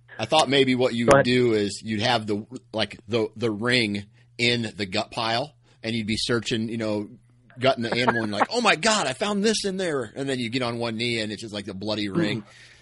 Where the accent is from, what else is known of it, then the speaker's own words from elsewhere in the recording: Iowa, United States; I'm a flatlander, right? I'm from the Midwest. We don't have elk in Iowa